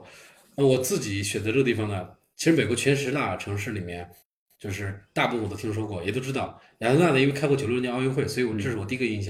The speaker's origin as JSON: {"language": "Chinese", "region": "Shanghai", "country": "China", "moved": "as an adult", "lives_now": "Atlanta, United States", "said": "我来来自上海，从上海过来，对我是一五年啊、就开始到这边来"}